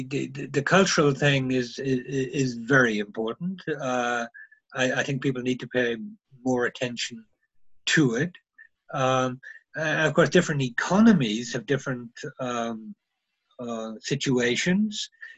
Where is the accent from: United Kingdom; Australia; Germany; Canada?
Germany; because I come from Germany and we always get there on time.